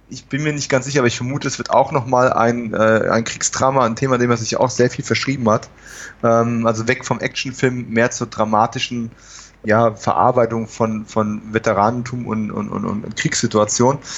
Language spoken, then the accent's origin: German; California, United States; German is a second language; ich komme aus Kalifornien, wir haben keine Keller.